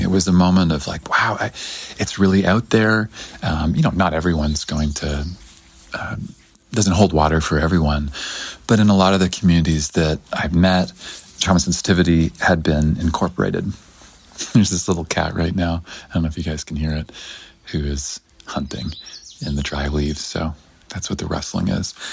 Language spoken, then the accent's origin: English; Canada; I'm from Canada originally.